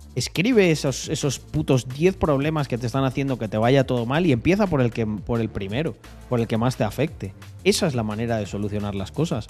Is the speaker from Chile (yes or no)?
no; Spain; soy de España